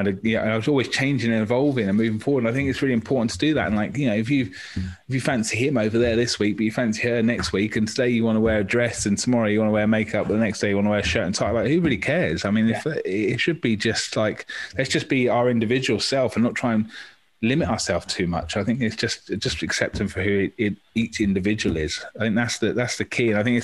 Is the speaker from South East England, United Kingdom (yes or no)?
yes; Maidstone, South East England, United Kingdom; now in Torquay, United Kingdom; I'm from Maidstone in Kent, which was much more diverse when I was in primary school